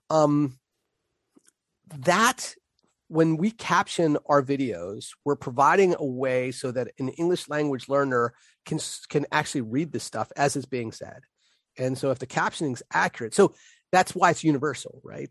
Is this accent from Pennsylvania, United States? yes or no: yes; Pittsburgh, Pennsylvania, United States; accent: Pittsburgh; my Pittsburgh accent